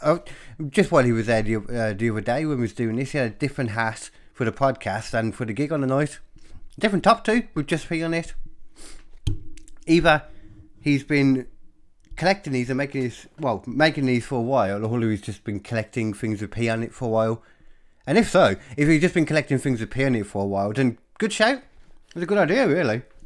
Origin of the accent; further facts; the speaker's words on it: Birmingham, West Midlands, United Kingdom; I grew up in Birmingham